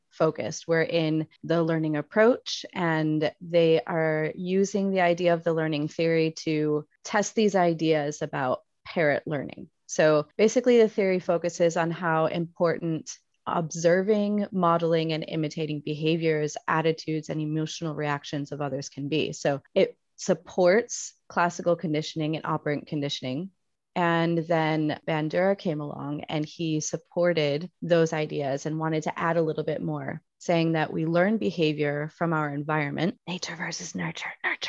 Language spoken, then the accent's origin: English; United States; now in Spain; I am your resident American teaching in Spain